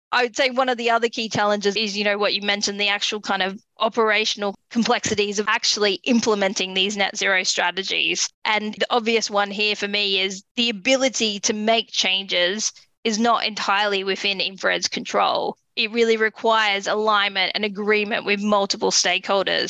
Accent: Australia; moved away; my home country in Australia

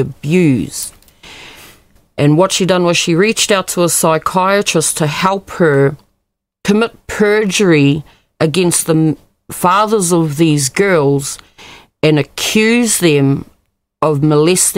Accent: Kawakawa, Northland, New Zealand; my hometown, Kawakawa, and I attended school with both his daughters

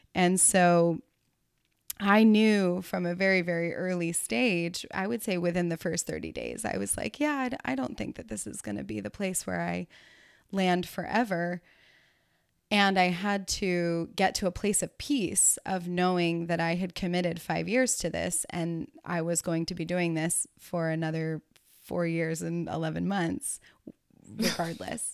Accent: the South, United States; moved away as an adult; also born or lived in California; in the South, where I grew up

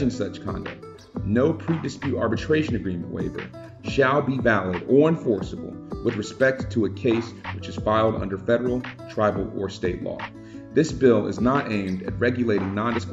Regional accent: Columbia, South Carolina, United States; my hometown of Columbia, South Carolina

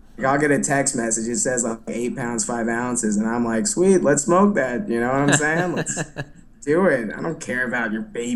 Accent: Dallas, Texas, United States; moved away as an adult; also born or lived in New York; now in Los Angeles, United States; Yes, I'm from Dallas originally.

